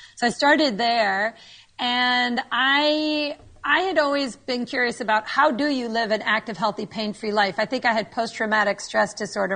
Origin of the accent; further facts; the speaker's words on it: New York, United States; moved away as an adult; now in Naples, United States; I am a New Yorker born and raised